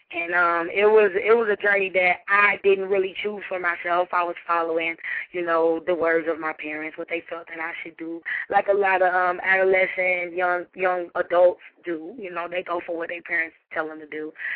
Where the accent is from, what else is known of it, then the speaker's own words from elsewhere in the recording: Decatur, Georgia, United States; I'm from Decatur, Georgia.